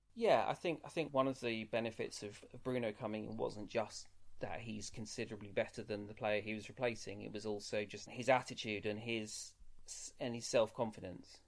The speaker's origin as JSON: {"language": "English", "region": "England", "country": "United Kingdom", "said": "I've lived my life as an Englishman"}